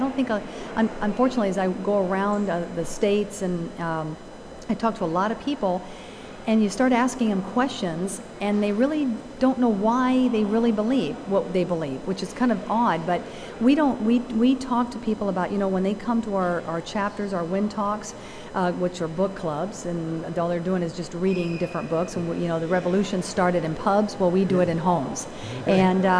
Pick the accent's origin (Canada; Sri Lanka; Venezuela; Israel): Venezuela; Caracas, Capital District; born there; moved away; because I'm not from this country. I was born in Venezuela, Caracas, Venezuela.